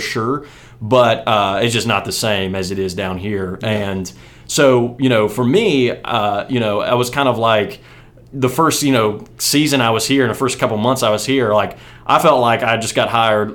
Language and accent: English; West Virginia, United States; moved away as an adult; now in Birmingham, United States; I grew up in West Virginia, played football there, kind of you know all the way through in the same sort of you know community.